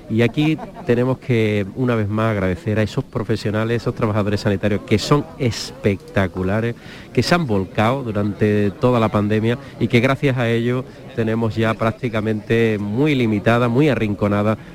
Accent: Málaga, Andalusia, Spain; como malagueño y como cofrade

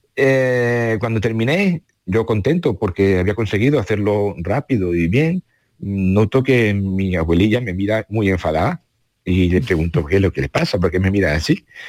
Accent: Córdoba, Andalusia, Spain; moved away as an adult; now in Baeza, Spain; aunque yo nací en Córdoba

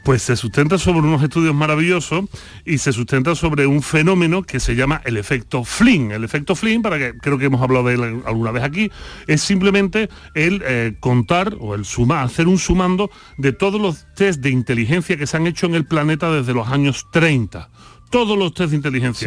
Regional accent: Spain; como buen filósofo español

